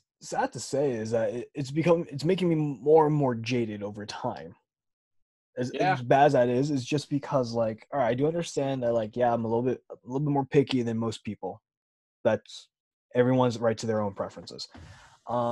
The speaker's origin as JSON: {"language": "English", "region": "Southern California", "country": "United States", "tie": "born or raised there", "said": "I'm from SoCal"}